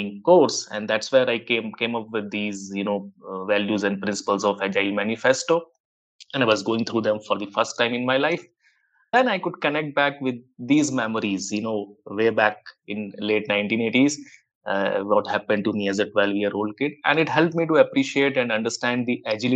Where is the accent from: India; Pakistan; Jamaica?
India; I was around 12 years old kid in the late 1980s in one of the Indian towns.